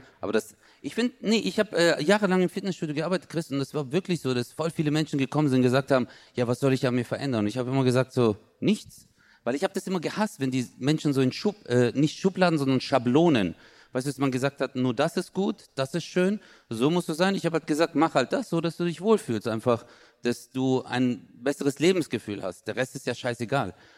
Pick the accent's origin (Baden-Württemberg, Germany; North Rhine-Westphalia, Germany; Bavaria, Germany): Baden-Württemberg, Germany; Stuttgart; ich als Stuttgarter, ich lebe ja ganz im Süden